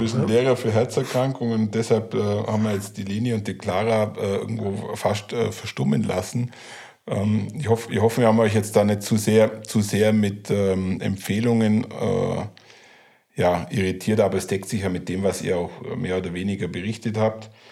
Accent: Allgäu, Bavaria, Germany; Ich bin totaler Südländer als Allgäuer

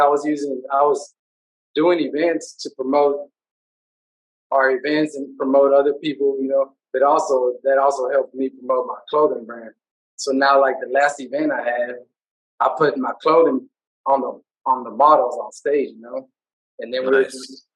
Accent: Houston, Texas, United States; I'm a big Houston, you know, representer of my hometown city. I love other cities, but, you know, if you're, I'm born and raised here, and, you know, I represent Houston to the max.

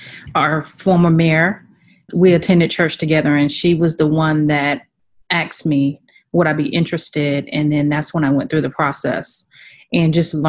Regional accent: Sarasota, Florida, United States; Sarasota, Florida.

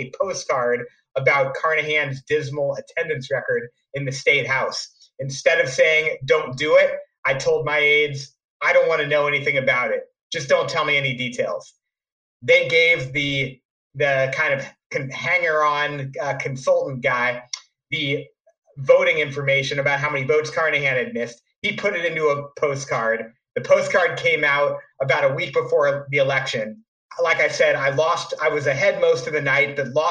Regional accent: St. Louis, Missouri, United States; also born or lived in New York City; came back after 5 years in New York City to my hometown of St. Louis

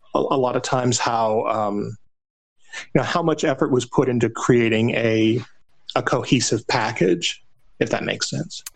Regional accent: Phoenix, Arizona, United States; moved away as an adult; also born or lived in Nashville; when I moved from Phoenix, where I was born, to Nashville.

